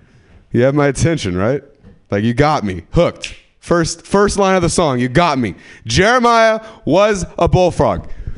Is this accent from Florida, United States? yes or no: no; California, United States; And so where I'm from, the dads in bikini is just not the fat, you know? The 209. Do you know where the 209 is? Yeah. Do you? Stockton, Modesto.